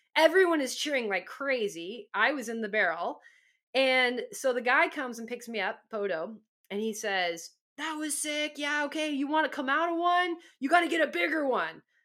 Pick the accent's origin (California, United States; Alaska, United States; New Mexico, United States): California, United States; Southern; I grew up in Southern California